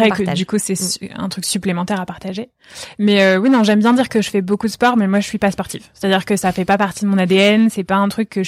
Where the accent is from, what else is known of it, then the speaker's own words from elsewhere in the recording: Nice, Provence-Alpes-Côte d'Azur, France; now in Paris, France; alors moi je viens de Nice